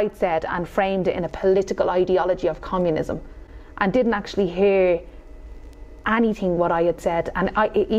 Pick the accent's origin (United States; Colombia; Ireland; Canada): Ireland; Dublin, Leinster; also born or lived in Killinarden; I'm Dublin 24